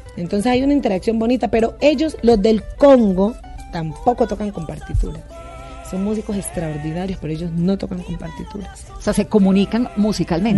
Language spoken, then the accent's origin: Spanish; Timbiquí, Cauca, Colombia; now in Cali, Colombia; yo vivo, soy de Timbiquí, pero yo vivo en Cali desde hace muchos años